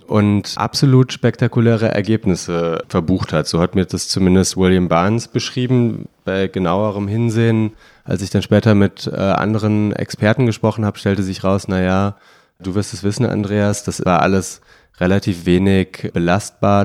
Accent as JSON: {"language": "German", "town": "Bonn", "region": "North Rhine-Westphalia", "country": "Germany", "said": "Ich komme aus Bonn"}